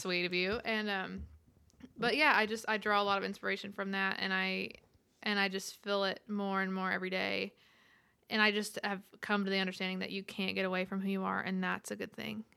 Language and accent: English; Roosevelt, Texas, United States; moved away as an adult; now in Nashville, United States; I'm from Roosevelt, Texas, population 18